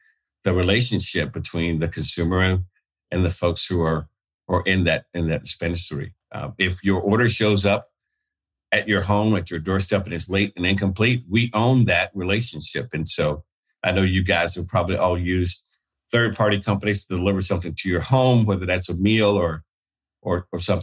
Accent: Alabama, United States; I grew up in Alabama

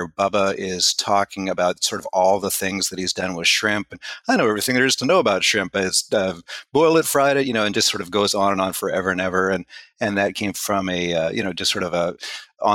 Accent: Canada; I was born in Canada. I was raised in Canada.

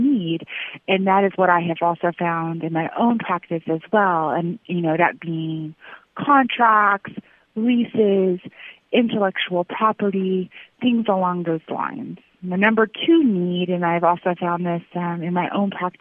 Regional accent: Illinois, United States; moved away as an adult; now in New York, United States; I grew up in Illinois on a beef cattle farm there

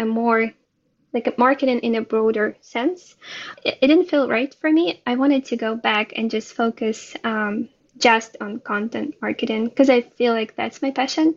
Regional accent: Ukraine; moved away as an adult; now in Israel; I was born and raised in Ukraine. And I moved to Israel about 4 years ago

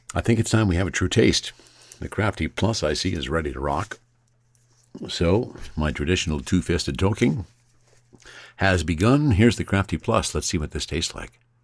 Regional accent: Nelson, British Columbia, Canada; moved away; I spent my formative years in the kootenays. And often when I would tell people that I was from Nelson

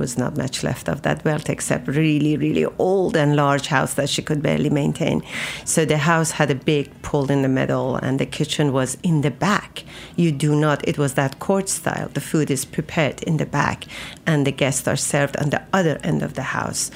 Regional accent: Isfahan, Iran; moved away as an adult; now in New York, United States; I grew up in Isfahan, which is a center of Iran

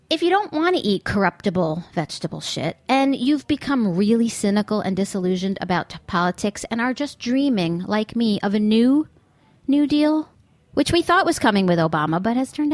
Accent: United States; I'm an American.

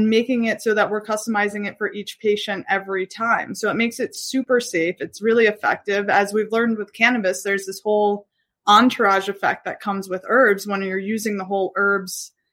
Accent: New York City, New York, United States; I'm from Brooklyn

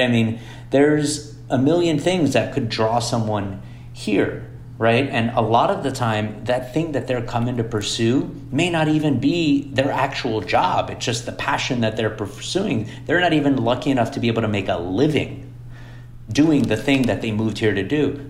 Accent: Miami, Florida, United States; moved away as an adult; also born or lived in Boston; I grew up in Miami

